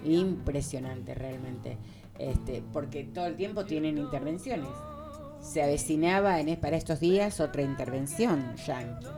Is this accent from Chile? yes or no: no; Argentina; nosotros y nosotras tuvimos una etapa como argentinos y argentinas